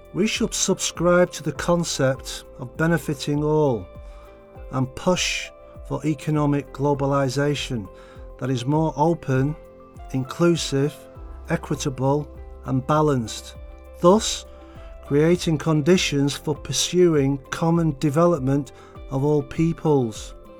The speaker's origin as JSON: {"language": "English", "country": "United Kingdom", "moved": "yes", "lives_now": "Beijing, China", "said": "from the United Kingdom and I work in the education sector in Beijing"}